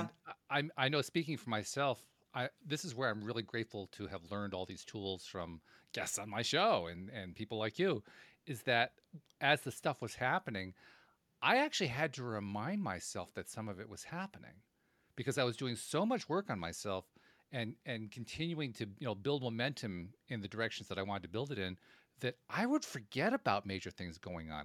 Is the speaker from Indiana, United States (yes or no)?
no; Schenectady, New York, United States; I grew up in Schenectady, New York